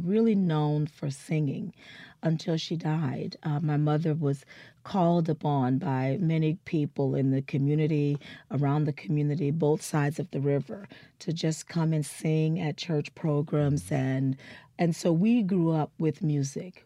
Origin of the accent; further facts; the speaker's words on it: New Orleans, Louisiana, United States; moved away; So I was born in New Orleans. Um, my parents, uh, my father is from Natchez, Mississippi, and my mother is a New Orleanian, and they met very young in New Orleans, and that's where I was born and raised